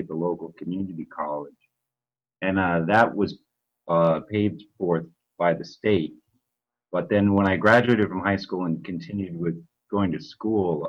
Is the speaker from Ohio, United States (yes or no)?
yes; Ohio, United States; moved away as an adult; now in Honolulu, United States; I've lived out in Honolulu for the past 9 years now. I'm originally from Ohio